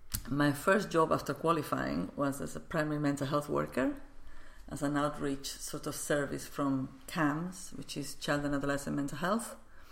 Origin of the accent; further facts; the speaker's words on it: Barcelona, Catalonia, Spain; English is a second language; Yes, where I was born.